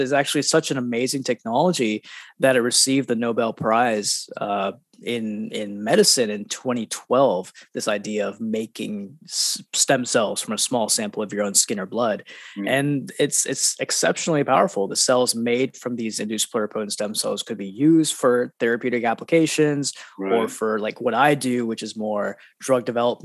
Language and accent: English; Huntsville, Alabama, United States; also born or lived in India; So I was born in India, actually, and I didn't spend too much time there. My family actually moved to Huntsville, Alabama, Rocket City, USA, when I was 2 years old